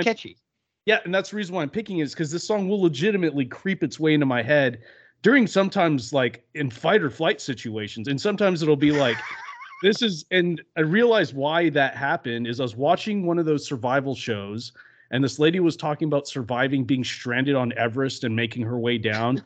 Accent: Louisiana, United States; I'm from Louisiana.

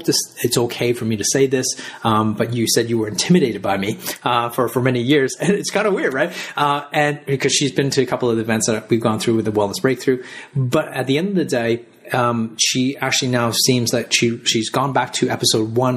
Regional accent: Canada; now in Australia; I grew up in Canada. And I live in Australia

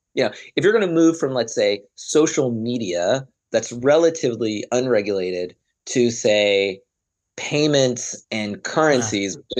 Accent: Arkansas, United States; moved away; also born or lived in London; I'm a guy from Arkansas

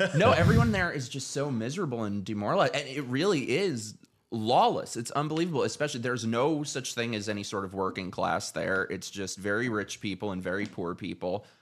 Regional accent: New York City, New York, United States; moved away as an adult; now in Florida, United States; I was born in New York City, lived there my whole life

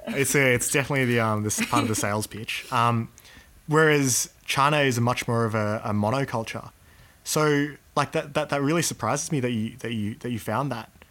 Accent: Australia; growing up in Australia um, has a you know big influence on my value system

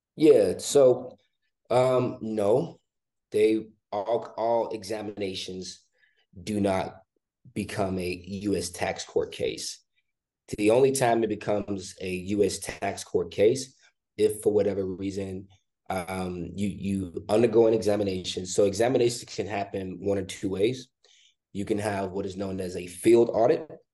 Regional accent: Chicago, Illinois, United States; born and raised in Chicago, Illinois

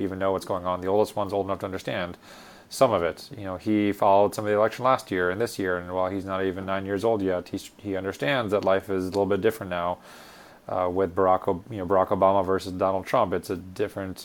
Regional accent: United States; being born and raised here as an American citizen

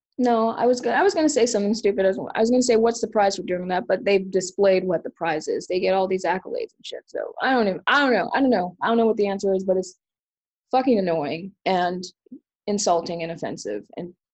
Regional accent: Atlanta, Georgia, United States; moved away as an adult; also born or lived in Miami, Florida / Connecticut; now in Portland, United States; born in 1979 in Miami. Both of my parents are from St. Thomas, Virgin Islands. Though my mom grew up there, but was born in New York. I moved to Atlanta, Georgia when I was 10. Where I spent my young adolescence.

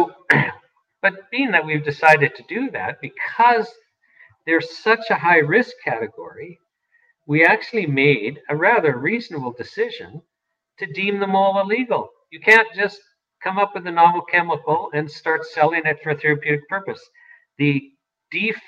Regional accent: Saskatoon, Saskatchewan, Canada; I grew up in Saskatoon.

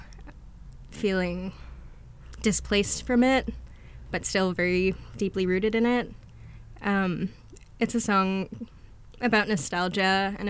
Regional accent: Boston, Massachusetts, United States; also born or lived in Rhode Island; now in Portland, United States; I grew up outside of Boston in a suburb out there

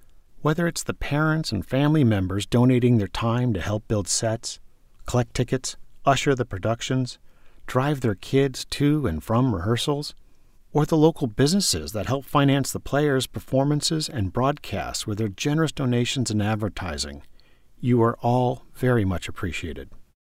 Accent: Westport, Connecticut, United States; growing up in Westport, especially my early teen years

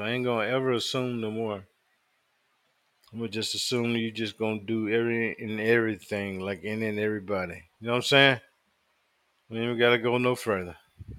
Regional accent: the South, United States; I thought all black girls knew how to braid because I was growing up in the South.

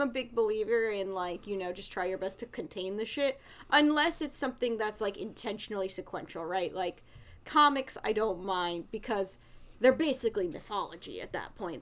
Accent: New Jersey, United States; somebody who grew up in the area because I come from North Jersey

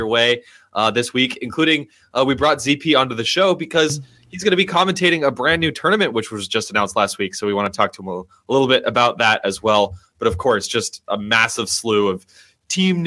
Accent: Berkeley, California, United States; I'm a Berkeley native. I'm from Berkeley originally

